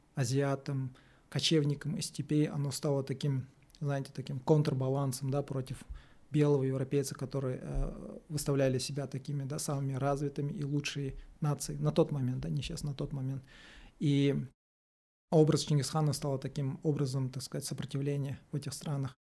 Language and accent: Russian; Kazakhstan; мы, казахи